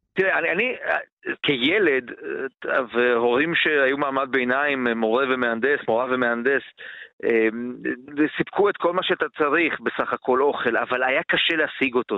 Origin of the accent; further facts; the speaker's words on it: Baia Mare, Maramureș County, Romania; moved away; בעיר שבה אני גדלתי, בבעיימר